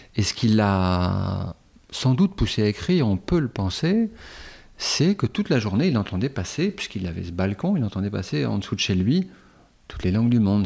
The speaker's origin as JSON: {"language": "French", "town": "Calais", "region": "Hauts-de-France", "country": "France", "tie": "born or raised there", "moved": "yes", "said": "j'ai passé la moitié de mon enfance à Calais."}